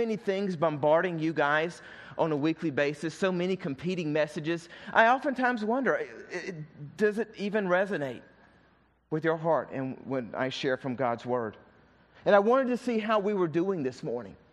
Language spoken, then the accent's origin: English; the South, United States; accent: southern; my southern accent